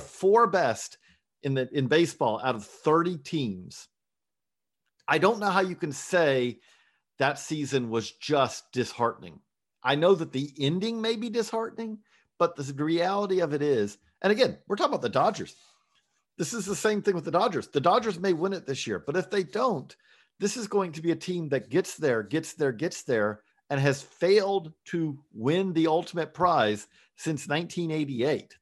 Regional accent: Georgia, United States; I grew up in Georgia

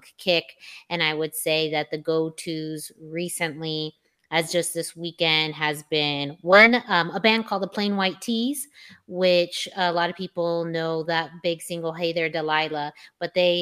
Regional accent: Yuma, Arizona, United States; my hometown of Yuma, Arizona

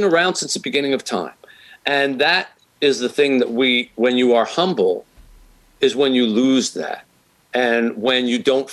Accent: Philadelphia, Pennsylvania, United States; moved away as an adult; now in Detroit, United States; that's where I grew up in Philadelphia.

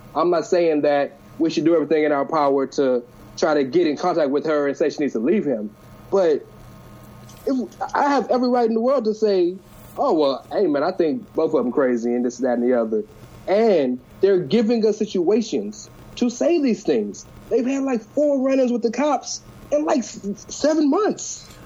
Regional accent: Houston, Texas, United States; I'm from Houston

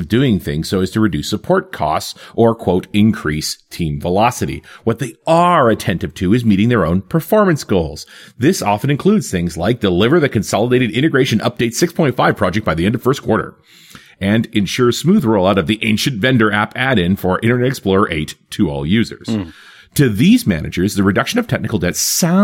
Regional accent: Canada; our French is hopeless, even being Canadian.

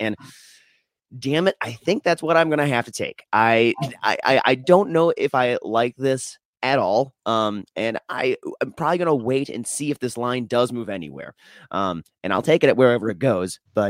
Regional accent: Minnesota, United States; moved away; I was born and raised in Minnesota

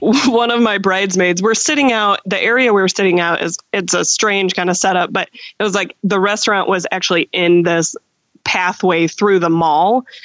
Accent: Arkansas, United States; moved away as an adult; now in Mishawaka, United States; I grew up in Arkansas, and so I was home for Christmas

